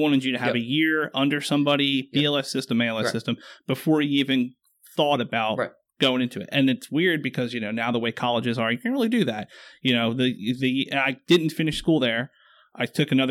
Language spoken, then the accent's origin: English; Philadelphia, Pennsylvania, United States; moved away as an adult; also born or lived in Williamsport, Pennsylvania; now in Greenville, United States; I'm from Philly